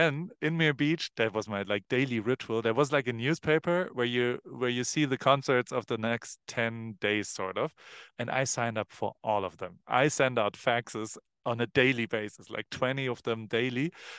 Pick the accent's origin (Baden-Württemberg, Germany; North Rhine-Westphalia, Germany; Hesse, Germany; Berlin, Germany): Baden-Württemberg, Germany; Heidelberg; Okay, so I grew up in Germany, in Heidelberg